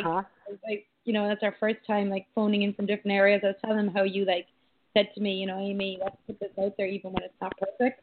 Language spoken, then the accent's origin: English; Ireland; growing up in Ireland